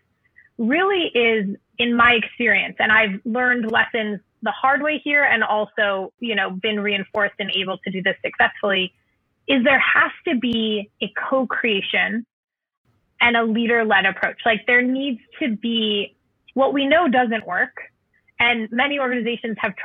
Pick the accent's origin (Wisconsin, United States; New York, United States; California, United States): California, United States; Southern; I grew up in Southern California